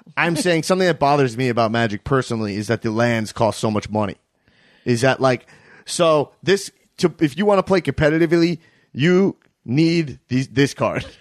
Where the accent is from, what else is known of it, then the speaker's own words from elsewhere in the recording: Long Island, New York, United States; I grew up in Long Island, New York